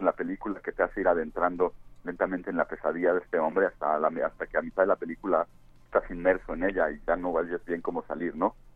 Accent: Cuernavaca, Morelos, Mexico; en Cuernavaca, que es de donde soy yo

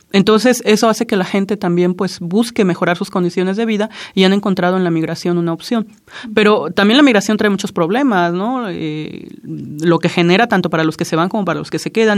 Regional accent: Juchitán, Oaxaca, Mexico; first language Zapotec; Spanish is a second language; yo nací en Juchitán, Oaxaca

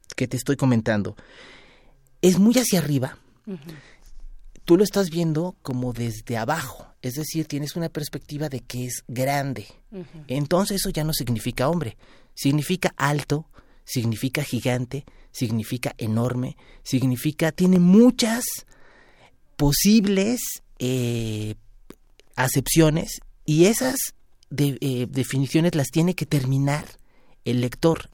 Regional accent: Mexico; los mexicanos somos algo diferentes

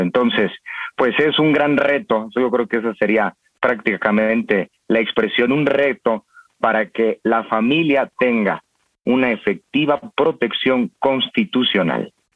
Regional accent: Mexico; como mexicanos

